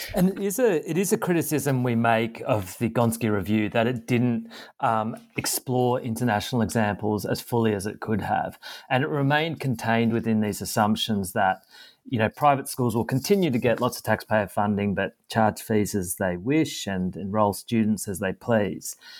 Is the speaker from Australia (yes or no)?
yes; Australia